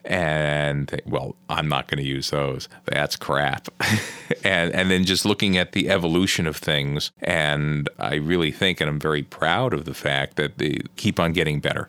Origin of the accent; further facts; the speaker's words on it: New Jersey, United States; I grew up in New Jersey